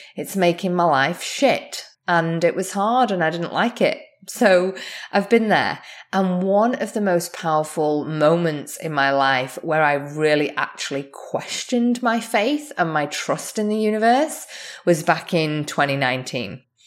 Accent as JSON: {"language": "English", "country": "Australia", "also_born_or_lived": "England", "moved": "yes", "lives_now": "Canada", "said": "as an Australian, I'm also English"}